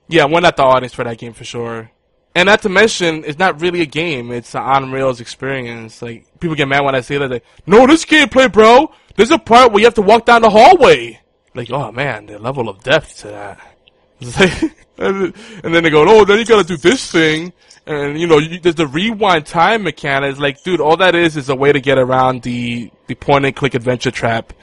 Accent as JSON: {"language": "English", "town": "New York City", "region": "New York", "country": "United States", "tie": "born or raised there", "moved": "yes", "said": "I grew up there, so I, I'm always gonna love New York City"}